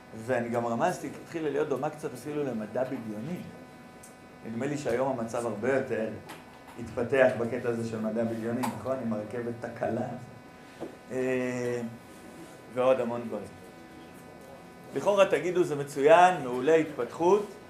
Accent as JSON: {"language": "Hebrew", "town": "Nehalim", "region": "Central District", "country": "Israel", "tie": "born or raised there", "said": "ואני גר במושב, מרכז הארץ, נקרא מושב נחלים"}